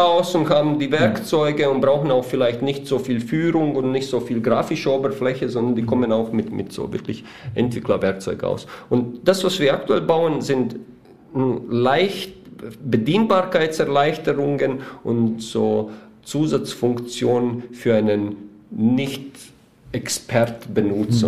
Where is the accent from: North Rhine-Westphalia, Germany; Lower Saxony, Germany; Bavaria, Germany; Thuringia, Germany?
Bavaria, Germany; Weiden in der Oberpfalz; vielleicht die, die uns hören, wissen nicht, wo wir her sind. Wir sind aus Weiden in der Oberpfalz